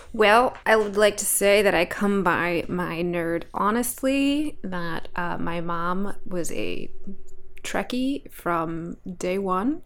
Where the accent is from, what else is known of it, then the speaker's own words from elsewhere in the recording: Alaska, United States; I grew up in Alaska